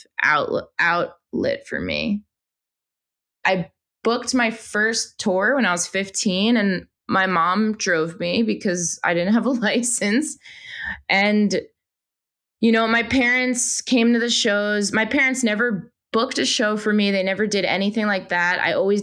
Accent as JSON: {"language": "English", "region": "New York", "country": "United States", "moved": "yes", "lives_now": "Los Angeles, United States", "said": "I'm originally from New York"}